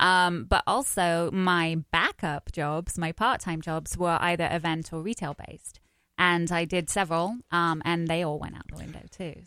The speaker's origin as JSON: {"language": "English", "region": "London", "country": "United Kingdom", "accent": "English", "moved": "as an adult", "lives_now": "United States", "said": "I'm from wh- South East London. All right. So I used to talk like Adele"}